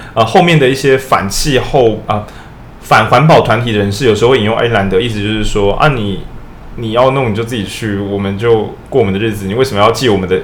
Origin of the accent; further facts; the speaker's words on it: Taiwan; 我们都是台湾人